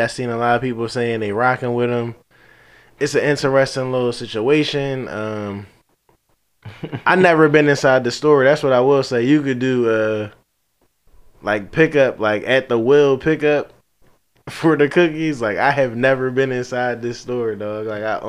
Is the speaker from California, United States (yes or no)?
yes; California, United States; I'm from the Bay.